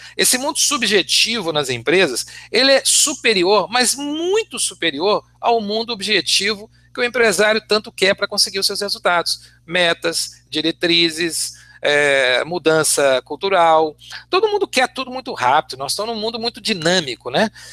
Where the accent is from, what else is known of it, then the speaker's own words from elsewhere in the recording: Belo Horizonte, Minas Gerais, Brazil; desde Belo Horizonte, que é minha terra natal